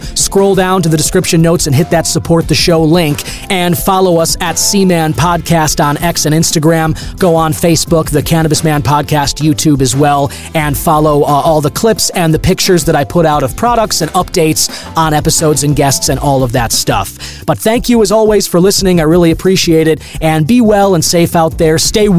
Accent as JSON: {"language": "English", "country": "United States", "said": "we, as the American people"}